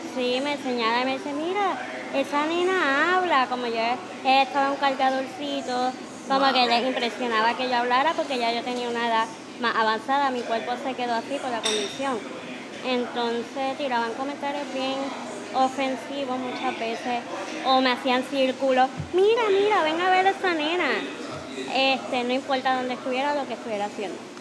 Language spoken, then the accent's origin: Spanish; Ponce, Puerto Rico; soy de Ponce